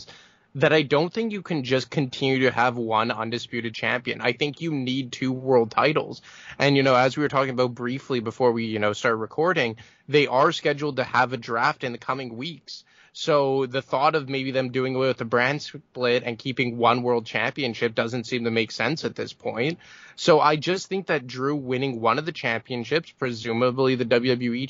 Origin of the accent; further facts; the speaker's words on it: Montreal, Quebec, Canada; my hometown in Montreal